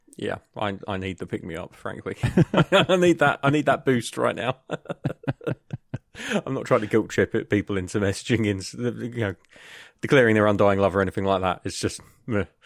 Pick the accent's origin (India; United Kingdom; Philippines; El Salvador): United Kingdom; from the U K.